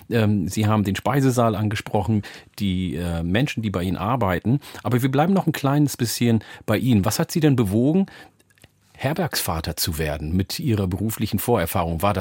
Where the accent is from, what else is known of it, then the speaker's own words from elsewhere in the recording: Butjadingen, Lower Saxony, Germany; also born or lived in Oldenburg; now in Cloppenburg, Germany; Geboren bin ich in Butjading in der Wesermarsch.